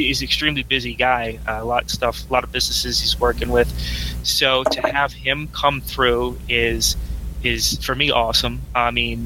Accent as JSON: {"language": "English", "town": "Pittsburgh", "region": "Pennsylvania", "country": "United States", "tie": "born or raised there", "moved": "yes", "said": "I was born in Pittsburgh, so it's kind of my hometown there."}